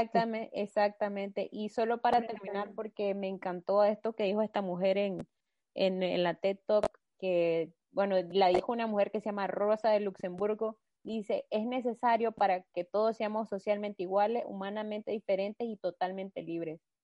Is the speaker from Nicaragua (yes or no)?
yes; Nicaragua; somos tres chavalas nicas, venimos de un país en vías de desarrollo